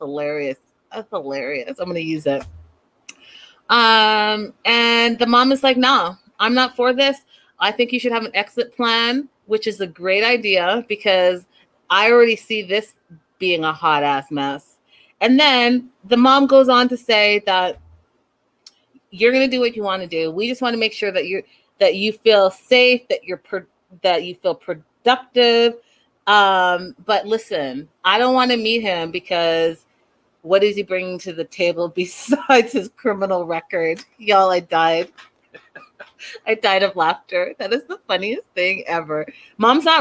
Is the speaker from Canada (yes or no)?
yes; Canada; I have African parents, and I'm from Canada